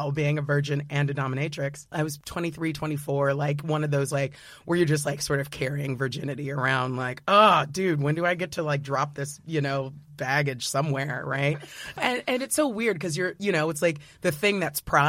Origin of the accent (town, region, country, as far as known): United States